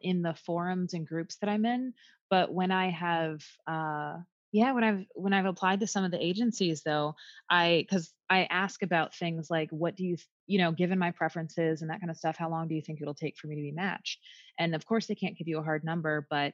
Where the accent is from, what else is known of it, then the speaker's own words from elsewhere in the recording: the North, United States; now in the South, United States; So I grew up in the North, but I currently live in the South.